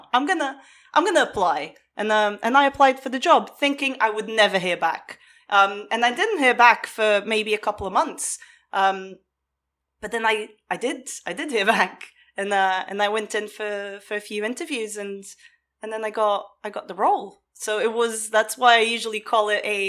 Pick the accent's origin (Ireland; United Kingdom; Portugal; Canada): Portugal; I grew up in Portugal